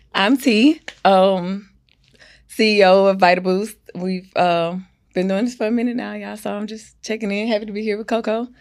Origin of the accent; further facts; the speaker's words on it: Houston, Texas, United States; also born or lived in Louisiana; I've lived here all my life.